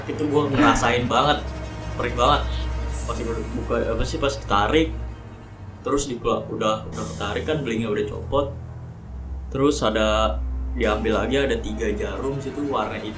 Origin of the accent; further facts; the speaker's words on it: Kebumen, Central Java, Indonesia; gue kampung gue di itu kebumen hmm. Nah, gue pagi-pagi berangkat ke Purwolinggo buat berobat di Solo